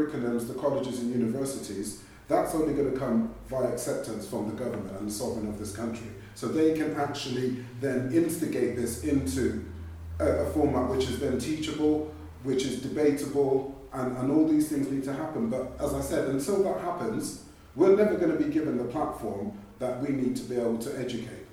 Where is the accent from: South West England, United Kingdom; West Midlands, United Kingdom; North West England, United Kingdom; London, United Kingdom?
South West England, United Kingdom; Bath; I was born and raised right here in Bath